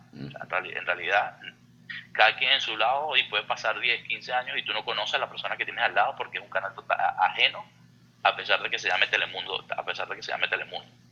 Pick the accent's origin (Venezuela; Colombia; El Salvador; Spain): Venezuela; moved away as an adult; also born or lived in Houston; now in United States; nosotros ahora como venezolanos